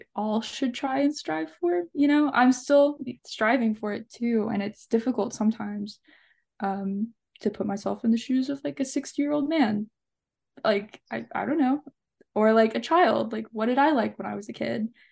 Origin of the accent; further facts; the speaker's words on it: Allen County, Kentucky, United States; also born or lived in Bowling Green, Kentucky; growing up in Allen County specifically